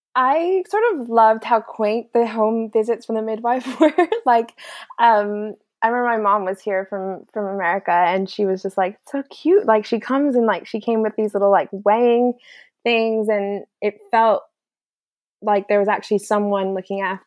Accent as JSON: {"language": "English", "country": "United States", "moved": "yes", "said": "as an American"}